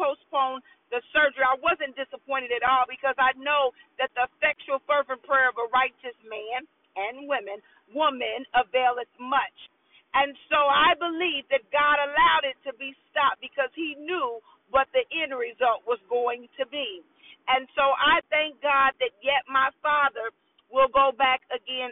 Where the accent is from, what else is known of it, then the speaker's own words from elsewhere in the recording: Indianapolis, Indiana, United States; I'm born and raised in Indianapolis